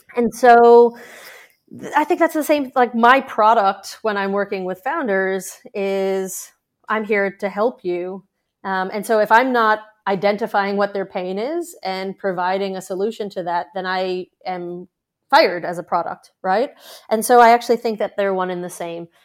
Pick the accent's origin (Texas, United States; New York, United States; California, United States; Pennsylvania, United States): New York, United States; now in Australia; I'm a New Yorker